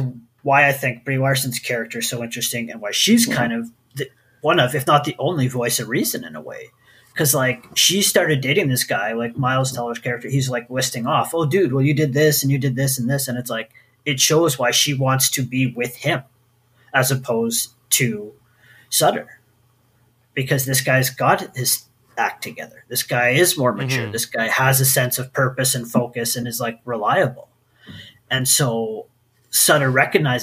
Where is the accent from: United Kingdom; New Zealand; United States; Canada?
Canada; we grew up in Canada. I grew up on the Quebec border